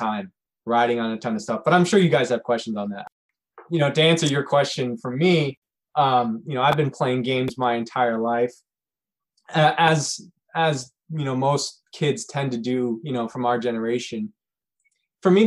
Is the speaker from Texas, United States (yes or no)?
yes; Jersey Village, Texas, United States; moved away; I'm originally from Jersey Village, Texas, a suburb outside of Houston